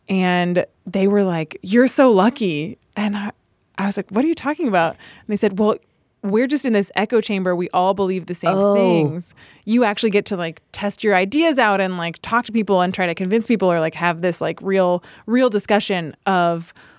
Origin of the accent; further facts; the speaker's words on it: Charlotte, North Carolina, United States; moved away as an adult; also born or lived in Princeton; now in Chicago, United States; I grew up in North Carolina, in Charlotte, but I went to Princeton.